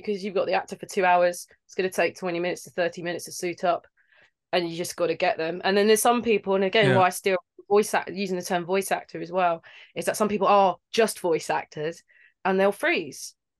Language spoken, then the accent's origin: English; London, United Kingdom; I'm from London. I trained, and they try and kick that accent out of you, right? So my accent isn't quite, yeah.